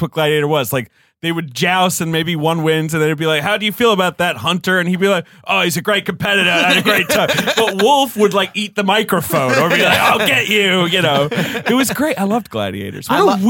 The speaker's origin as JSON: {"language": "English", "country": "United Kingdom", "tie": "born or raised there", "moved": "yes", "said": "I grew up in Britain."}